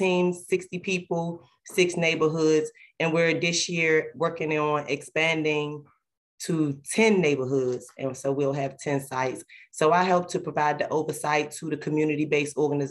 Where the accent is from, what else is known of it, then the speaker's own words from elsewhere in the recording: Washington, District of Columbia, United States; I was born and raised here in DC. I'm a Washingtonian. I grew up in Ward 8